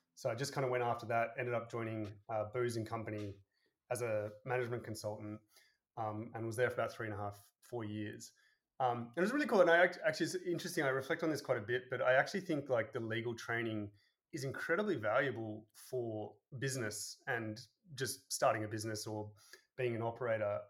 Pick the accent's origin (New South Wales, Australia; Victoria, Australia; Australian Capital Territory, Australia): New South Wales, Australia; Sydney; moved away as an adult; also born or lived in San Francisco, United States / Boston, United States / Denver, United States; I grew up um, in Sydney